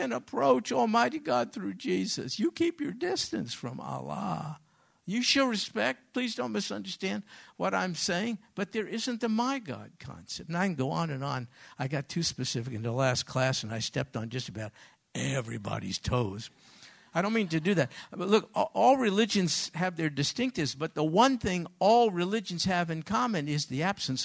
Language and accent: English; New York, United States; I grew up in New York